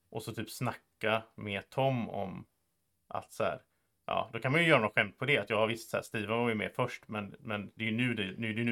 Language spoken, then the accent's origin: Swedish; Sweden; Så, så en sak som är ganska rolig som svensk är att det är väldigt många amerikaner och så som, upp, som tycker om att höra saker om Sverige och hur det är i Sverige och vad gör vi här och hit och dit.